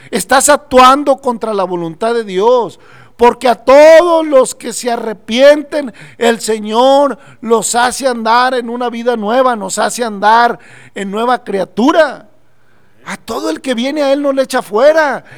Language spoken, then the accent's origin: Spanish; Mexico; nosotros como mexicanos, aún en eh, acá en México